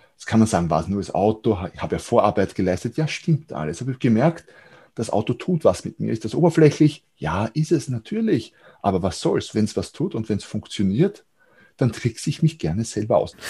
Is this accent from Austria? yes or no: yes; Austria; hier bei uns in Österreich